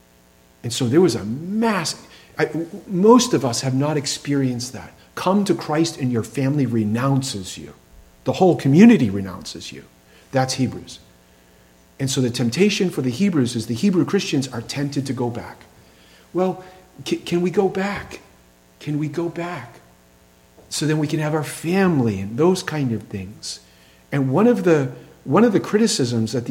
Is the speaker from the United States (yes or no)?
yes; Massachusetts, United States; we had a large Jewish population in my town in Massachusetts